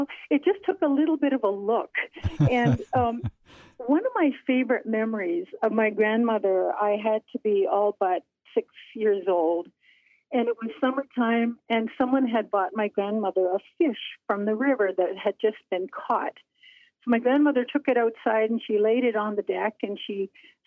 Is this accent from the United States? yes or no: no; western coast of the Hudson Bay, northern Manitoba, Canada; as a little girl playing along the rocks and shores of my hometown